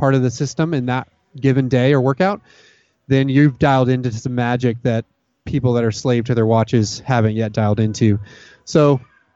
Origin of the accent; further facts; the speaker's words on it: Dallas, Texas, United States; now in Austin, United States; growing up in the Dallas-Fort Worth area